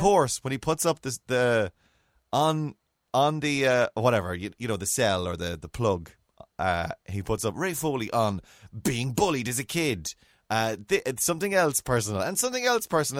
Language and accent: English; Mayo, Connacht, Ireland; growing up in Mayo